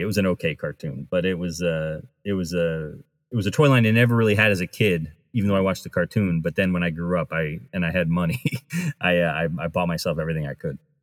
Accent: New England, United States; I grew up near Rhode Island

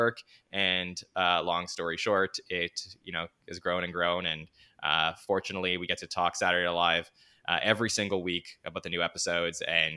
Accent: Montreal, Quebec, Canada; growing up in Montreal in Canada

